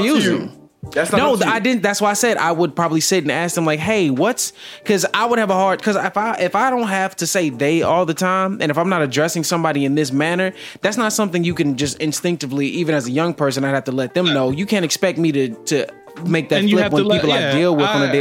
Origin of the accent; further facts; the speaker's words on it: the South, United States; I'm from the South